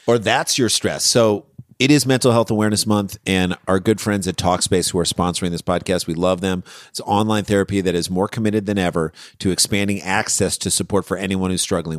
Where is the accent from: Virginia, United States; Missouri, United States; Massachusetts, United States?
Missouri, United States; St. Louis; also born or lived in Ann Arbor, Michigan / New York City; now in Los Angeles, United States; We, we grew up in Saint Louis, Missouri